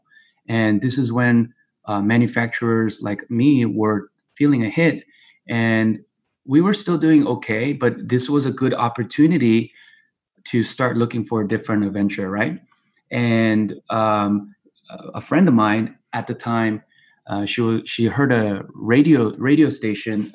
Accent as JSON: {"language": "English", "town": "Torrance", "region": "California", "country": "United States", "tie": "born or raised there", "also_born_or_lived": "South Korea", "said": "And I pretty much grew up here in Torrance, California, and been here all my life"}